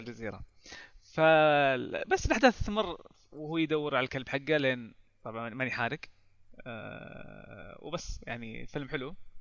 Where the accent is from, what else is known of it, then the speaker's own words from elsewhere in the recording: Saudi Arabia; عندنا في السعوديه